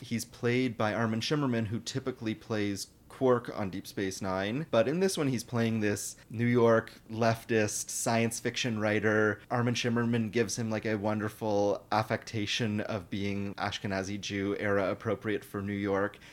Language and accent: English; Toronto, Ontario, Canada; I'm from Toronto